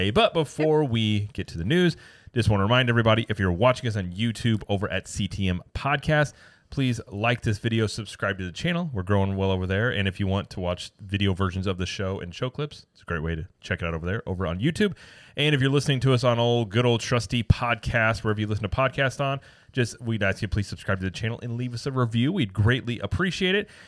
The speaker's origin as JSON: {"language": "English", "region": "Midwest", "country": "United States", "said": "I'm classy from the Midwest, of course."}